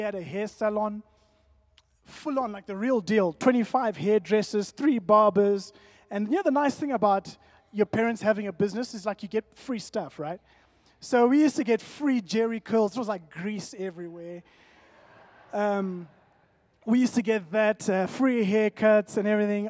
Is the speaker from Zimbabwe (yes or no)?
yes; Zimbabwe; that's my family, born and bred in Zim.